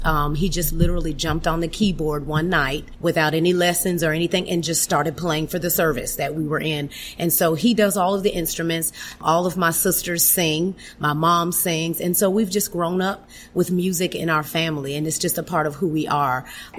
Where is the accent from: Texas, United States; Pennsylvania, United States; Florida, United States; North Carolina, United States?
Florida, United States; Miami; moved away as an adult; also born or lived in Georgia; now in Alabama, United States; Okay. So I was born and raised in Miami, Florida.